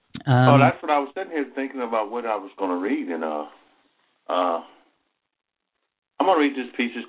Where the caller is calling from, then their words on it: Athens, Alabama, United States; Athens, Alabama.